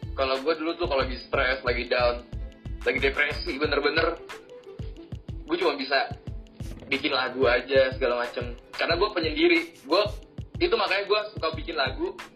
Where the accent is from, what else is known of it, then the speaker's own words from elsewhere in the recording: Jakarta, Indonesia; Gua lahir Jakarta. Padahal gua bukan orang Jakarta. Gua cuma lubang lahir dan besar di sini, tinggal di sini.